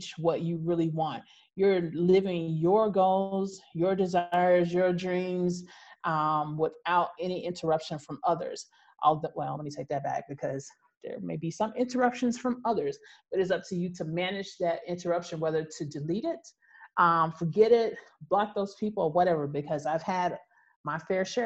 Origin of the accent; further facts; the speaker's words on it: United States; I'm American